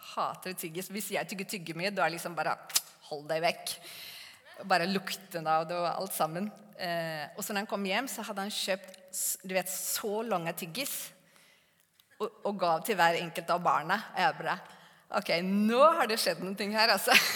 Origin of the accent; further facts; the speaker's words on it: Sweden; Norwegian is a second language; moved away as an adult; also born or lived in Gan, Norway; now in Norway; jeg er fra Sverige